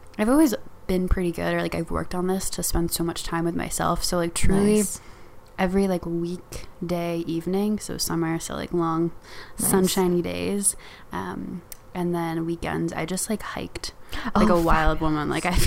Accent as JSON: {"language": "English", "town": "Fairfax", "region": "Virginia", "country": "United States", "moved": "as an adult", "lives_now": "Boulder, United States", "said": "I'm from Fairfax, Virginia. So that's Northern Virginia, like 20 minutes outside of Washington, D.C. And I now live in Boulder, Colorado"}